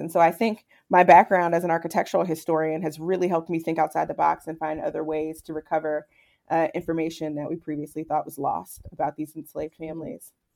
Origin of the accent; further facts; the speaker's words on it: Charlottesville, Virginia, United States; now Charlottesville's my hometown, and I grew up taking field trips to Monticello